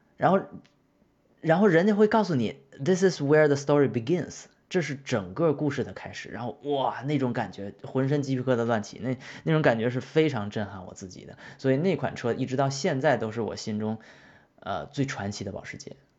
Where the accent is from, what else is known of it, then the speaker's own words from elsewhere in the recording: China; moved away; 我们中国人